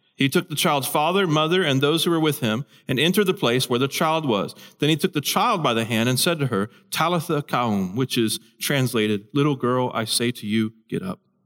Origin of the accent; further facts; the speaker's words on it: Houston, Texas, United States; moved away; I'm from Houston. I don't live in Houston.